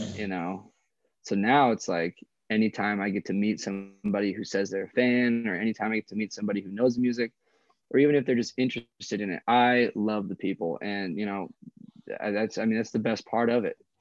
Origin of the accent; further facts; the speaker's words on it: Coeur d'Alene, Idaho, United States; I'm born and raised here in a town called Coeur d'Alene